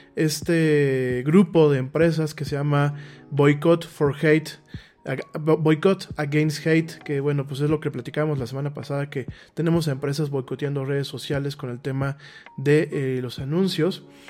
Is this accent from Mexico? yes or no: yes; Mexico